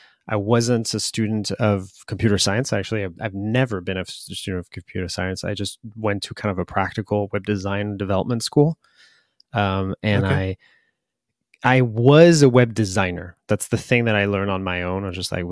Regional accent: France; English is a second language; Yes. Okay. I'm from the France.

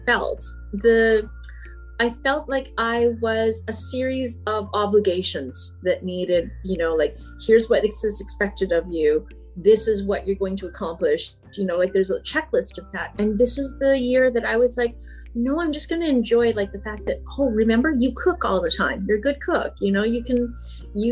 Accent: Brandon, Manitoba, Canada; I grew up in Brandon, Manitoba.

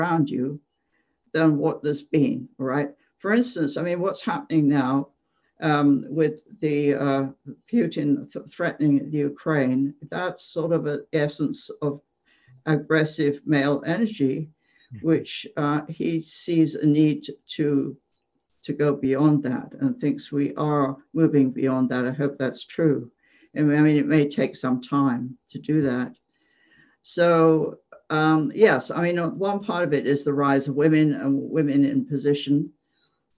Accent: England, United Kingdom; moved away as an adult; I grew up in England, and as a child, I used to play on my grandparents' farm

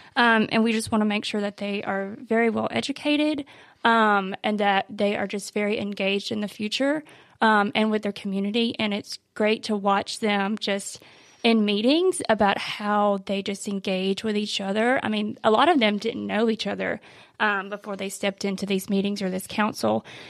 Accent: Pulaski, Tennessee, United States; also born or lived in Nashville, Tennessee; now in Columbia, United States; I am from Pulaski. Um, I went to Richland High School

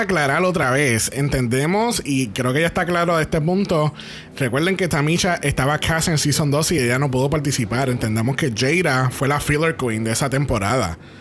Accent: Puerto Rico; nosotros que somos boricua

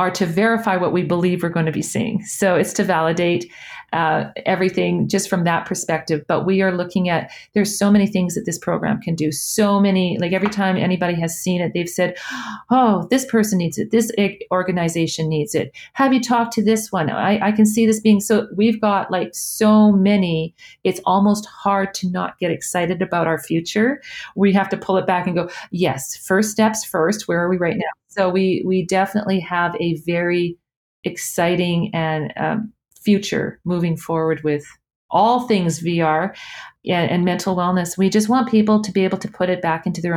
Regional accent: Edmonton, Alberta, Canada; I'm from Edmonton

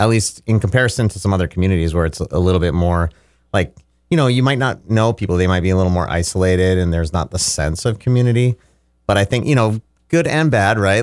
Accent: Fargo Moorhead area, Saint Paul area, Minnesota, United States; moved away as an adult; also born or lived in Los Angeles; now in Mankato, United States; when I was about twelve, my family moved to the, uh, Minneapolis, Saint Paul area. And so I lived in a suburb of Saint Paul until I was about eighteen

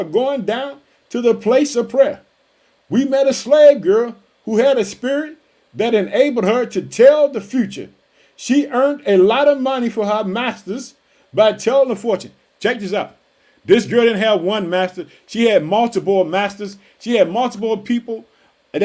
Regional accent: Illinois, United States; also born or lived in Chicago, Illinois; my home state of Illinois. I live in the city of Chicago

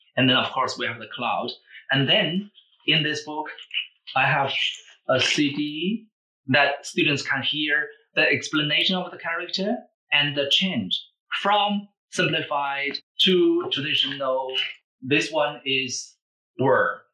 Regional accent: Beijing, China; English is a second language; moved away as an adult; also born or lived in Australia / Oregon, United States; now in United States; I was born and grew up in Beijing, China, and uh, I started learning English uh, when I was in high school.

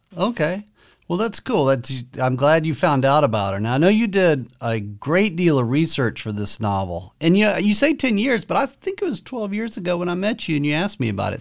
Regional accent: Cedartown, Georgia, United States; now in near Philadelphia, United States; I grew up in Cedartown, Georgia

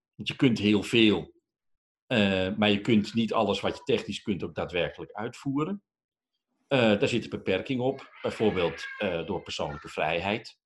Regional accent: Netherlands; Wij superleuke, tolerante, diverse Nederlanders

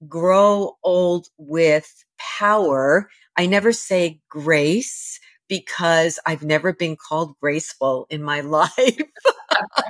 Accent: New York City, New York, United States; I was raised in the New York City housing projects

